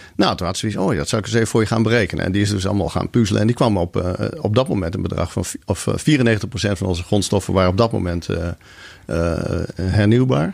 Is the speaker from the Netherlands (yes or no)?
yes; Leeuwarden, Friesland, Netherlands; moved away as an adult; also born or lived in Groningen / Zurich, Switzerland; ik ben geboren in Groningen, ik ben opgegroeid in Leeuwarden